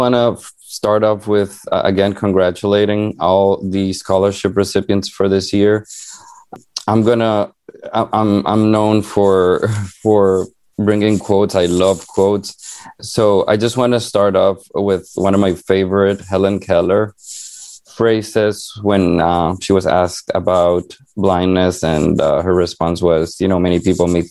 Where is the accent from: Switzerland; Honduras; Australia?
Honduras; now in United States; I was born and raised in Honduras, a small country and very poor in Central America